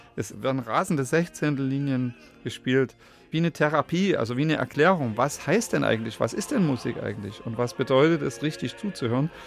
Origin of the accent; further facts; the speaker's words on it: Radebeul, Saxony, Germany; Ich hatte da meine Heimat ja in Radebeul